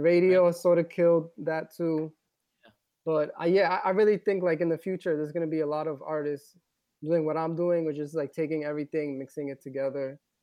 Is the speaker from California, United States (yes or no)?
no; New York City, New York, United States; I grew up in the Bronx, New York